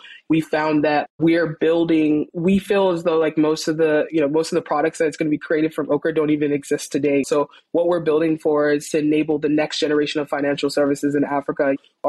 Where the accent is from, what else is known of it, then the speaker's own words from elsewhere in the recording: Saudi Arabia; also born or lived in Nigeria; now in United States; I was born here, but I grew up, I spent most of my formative years, I spent it in Saudi Arabia, and then I moved to the States later